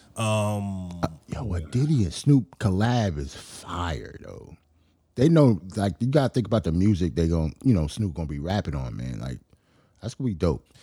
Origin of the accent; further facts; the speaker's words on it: New York, United States; as a New Yorker